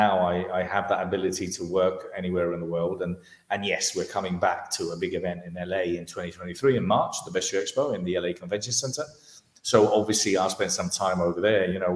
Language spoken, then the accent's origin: English; Spain; moved away as an adult; also born or lived in London, United Kingdom; My parents are Spanish, I was born in London, but brought up in Spain.